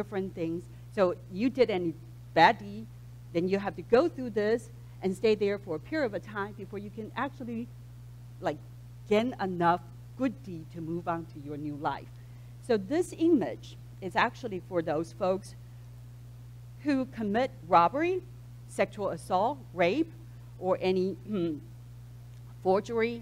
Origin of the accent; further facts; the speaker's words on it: Taipei, Taiwan; now in United States; I was born and raised in Taipei, Taiwan